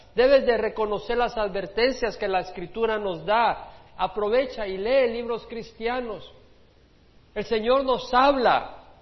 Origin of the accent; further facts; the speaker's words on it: El Salvador; como decimos en El Salvador